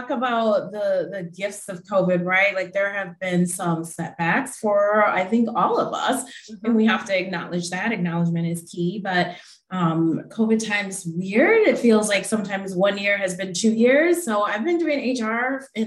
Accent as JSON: {"language": "English", "town": "Milwaukee", "region": "Wisconsin", "country": "United States", "moved": "yes", "lives_now": "Pittsburgh, United States", "said": "I'm from Milwaukee originally"}